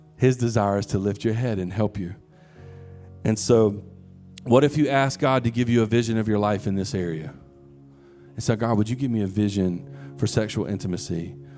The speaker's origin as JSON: {"language": "English", "country": "United States", "said": "we're American, modern day American"}